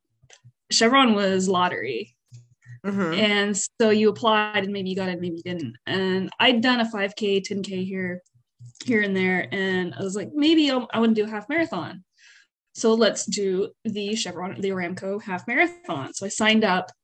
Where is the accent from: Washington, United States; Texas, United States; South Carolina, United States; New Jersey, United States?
Texas, United States; Northeast; moved away as an adult; also born or lived in Pharr, Texas; now in Houston, United States; I was actually born in a very small town called Farr. It's close to Brownsville in South Texas. Grew up mostly in Northeast Texas. I'm learning to say Northeast, around like Tyler and Longview area